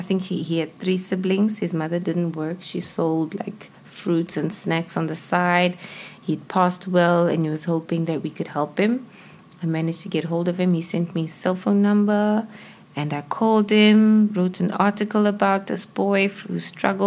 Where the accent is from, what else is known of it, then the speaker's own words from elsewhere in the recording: South Africa; being South African